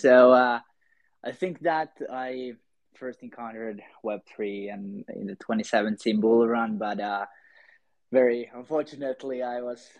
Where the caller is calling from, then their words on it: Helsinki, Uusimaa, Finland; I'm calling from Helsinki, Finland